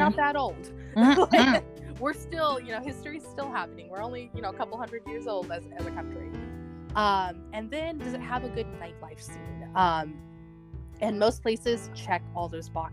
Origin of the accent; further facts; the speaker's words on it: California, United States; I am from California.